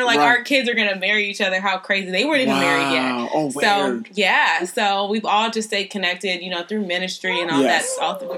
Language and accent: English; Columbus, Ohio, United States; moved away as an adult; now in Richmond, United States; born and raised Columbus, Ohio